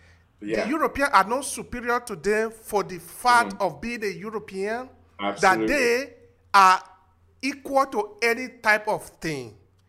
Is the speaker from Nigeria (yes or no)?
yes; Edo, Nigeria; now in Italy; I'm from Nigeria, I'm from Edo State